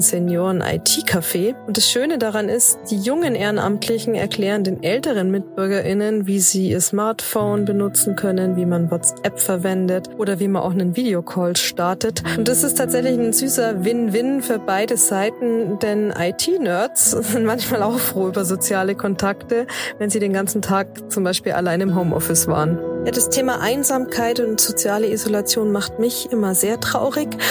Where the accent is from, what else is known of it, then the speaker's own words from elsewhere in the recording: Germany; bei uns in Deutschland